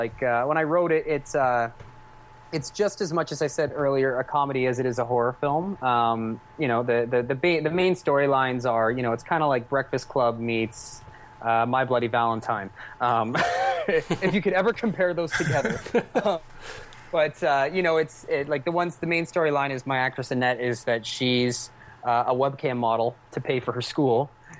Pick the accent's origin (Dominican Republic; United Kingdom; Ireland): United Kingdom; Cambridge, East of England; we're going to shoot it all in my hometown in Cambridge